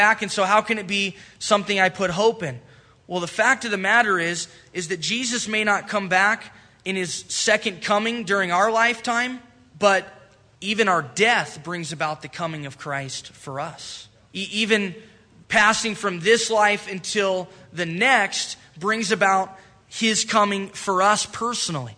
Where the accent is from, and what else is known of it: United States